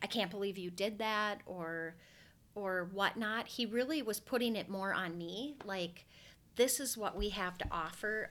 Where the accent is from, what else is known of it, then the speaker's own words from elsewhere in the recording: Brainerd, Minnesota, United States; also born or lived in North Metro, Minnesota; I grew up in Brainerd, Minnesota, which is two hours north